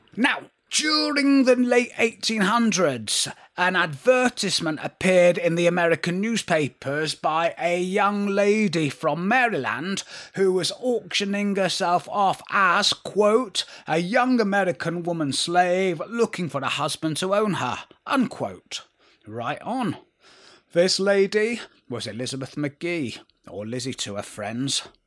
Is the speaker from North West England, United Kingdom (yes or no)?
yes; Manchester, North West England, United Kingdom; we were Northerners and not Londoners